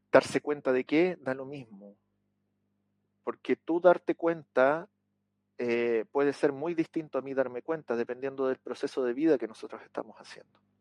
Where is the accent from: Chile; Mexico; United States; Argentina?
Chile; aquí en mi país, en Chile